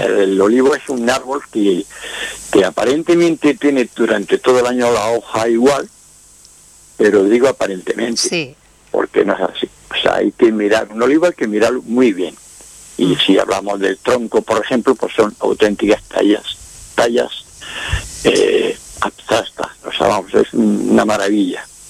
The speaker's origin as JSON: {"language": "Spanish", "town": "Quesada", "region": "Andalusia", "country": "Spain", "said": "soy de Jaén, la provincia de Jaén, de Quesada."}